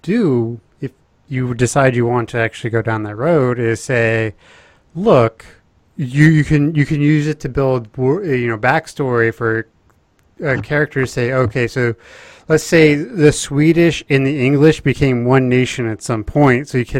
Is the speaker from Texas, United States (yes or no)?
yes; Texas, United States; I'm from Texas